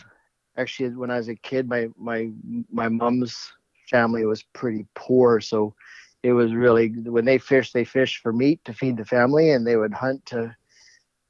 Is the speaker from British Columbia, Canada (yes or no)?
yes; Vancouver Island, British Columbia, Canada; also born or lived in Kootenays, British Columbia; I grew up mostly on Vancouver Island.